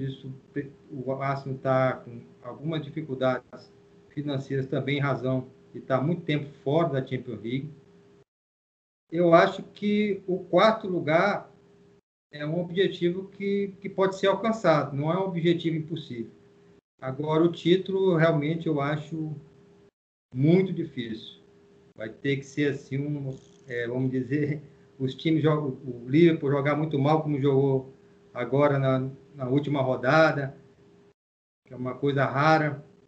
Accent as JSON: {"language": "Portuguese", "town": "São Luís", "region": "Maranhão", "country": "Brazil", "tie": "born or raised there", "said": "eu nasci em São Luís, né? Eu sou maranhense. Nasci em São Luís. E comecei a torcer lá assistindo os jogos no estádio"}